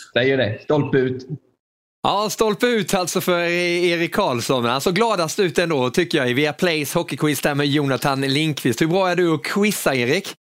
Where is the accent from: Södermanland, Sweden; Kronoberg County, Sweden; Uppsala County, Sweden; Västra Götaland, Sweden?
Kronoberg County, Sweden; jag växte upp där i Kronoberg